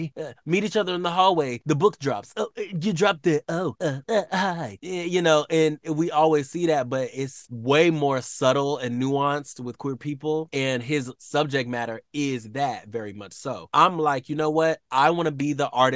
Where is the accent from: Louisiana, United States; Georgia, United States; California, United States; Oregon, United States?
Georgia, United States; Atlanta; we grew up in Atlanta